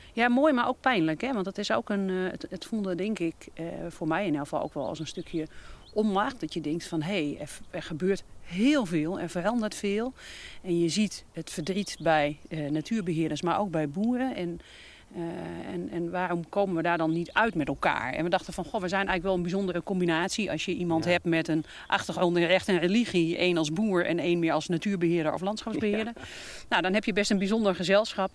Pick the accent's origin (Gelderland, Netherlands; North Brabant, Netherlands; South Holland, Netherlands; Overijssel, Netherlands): Gelderland, Netherlands; Veluwe; now in Groningen, Netherlands; ik kom van de Veluwe. Dus dit is meer het landschap van mijn jeugd